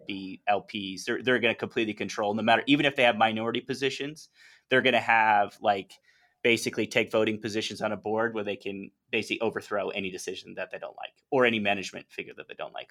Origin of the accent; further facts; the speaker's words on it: North Carolina, United States; moved away as an adult; also born or lived in New York / Hong Kong; now in Medellin, Colombia; born in New York, spent most of my life in North Carolina